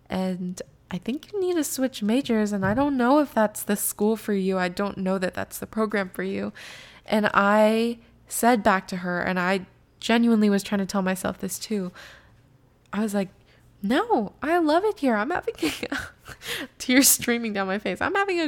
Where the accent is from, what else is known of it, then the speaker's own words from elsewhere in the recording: California, United States; moved away as an adult; And also, I will say that the school is in Seattle, and I came from California at that point.